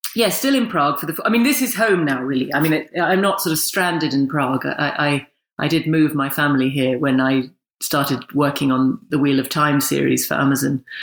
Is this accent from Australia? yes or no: no; England, United Kingdom; accent: full English accent; I'm very English